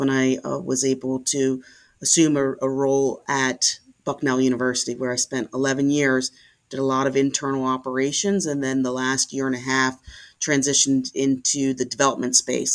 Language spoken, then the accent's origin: English; Philadelphia, Pennsylvania, United States; I'm a Philadelphia native. I was born in West Mount Airy and grew up in West Mount Airy